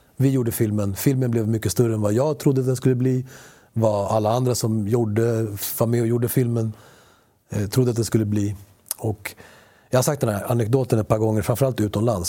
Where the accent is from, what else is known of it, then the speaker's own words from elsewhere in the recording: Sweden; first language Spanish; Swedish is a second language; Jag började prata svenska efter jag pratade spanska som barn